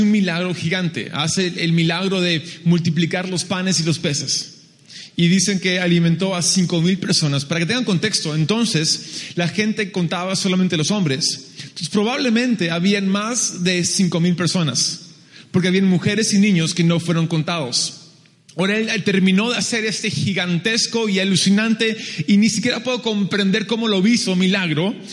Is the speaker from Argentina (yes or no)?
no; Peru; also born or lived in United States; soy un americano que a los dos años mis padres me llevan al Perú y mis padres van como misioneros en el 83 y ah, nos hemos quedado ahí desde entonces. Entonces, si uno es lo que come, soy más peruano que un inca.